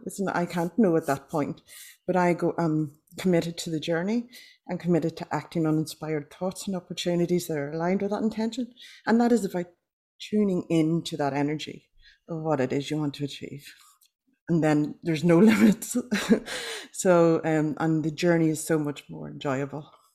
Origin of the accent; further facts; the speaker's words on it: Ireland; now in Australia; I'm Irish